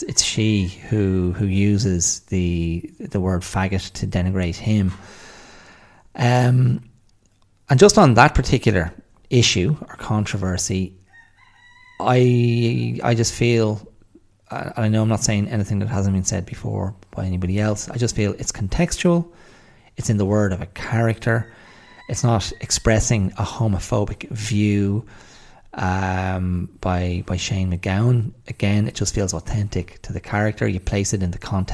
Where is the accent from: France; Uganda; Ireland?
Ireland; also born or lived in Australia / England